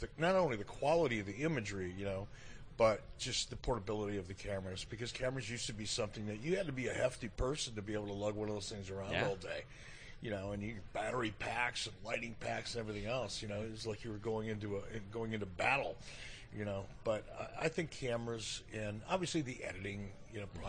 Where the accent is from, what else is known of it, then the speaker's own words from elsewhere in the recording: Detroit, Michigan, United States; moved away as an adult; now in Cody, Wyoming, United States; Growing up in Detroit as a young kid, you know, in the 60s